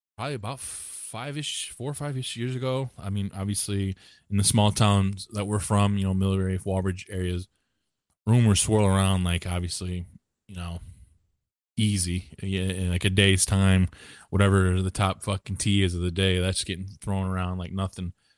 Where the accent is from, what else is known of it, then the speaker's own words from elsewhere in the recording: Walbridge, Ohio, United States; I'm from Warburg, Ohio